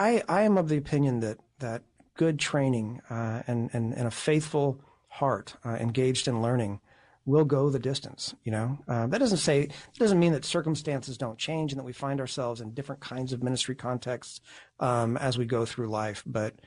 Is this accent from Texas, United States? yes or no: yes; Texas, United States; moved away as an adult; now in Pittsburgh, United States; I'm from Texas.